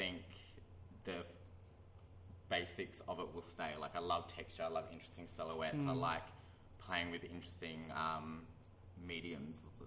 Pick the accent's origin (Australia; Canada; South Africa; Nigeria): Australia; Canberra, Australian Capital Territory; I grew up in Canberra